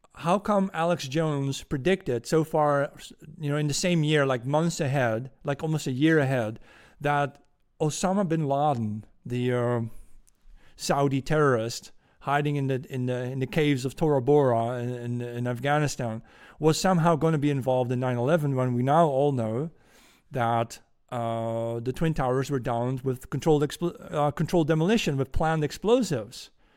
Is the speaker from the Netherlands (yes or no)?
yes; Netherlands; accent: Dutch; English is a second language; my Dutch accent